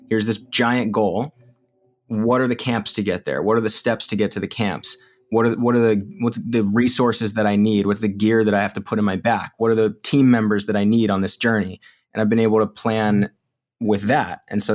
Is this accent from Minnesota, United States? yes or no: no; Illinois, United States; born there; also born or lived in North Carolina / Florida; I was born in Illinois, and then we moved to North Carolina, and then back to Illinois, and we spent some time in Florida, and then we came up to the Northeast.